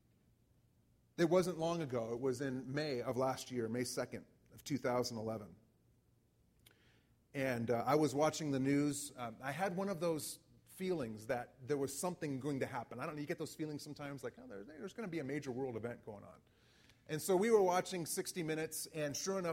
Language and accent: English; United States; as an American